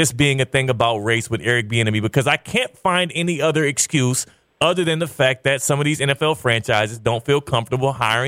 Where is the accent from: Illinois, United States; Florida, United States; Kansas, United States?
Kansas, United States; Overland Park; I was born in Overland Park. All right, I'm a Kansas native